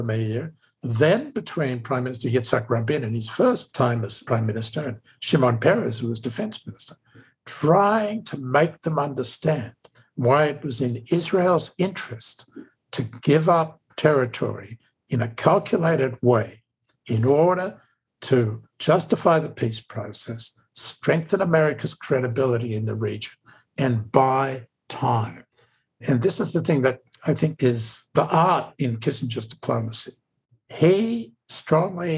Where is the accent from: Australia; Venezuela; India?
Australia; accent: Australian; now in United States; as an American Jew with an Australian accent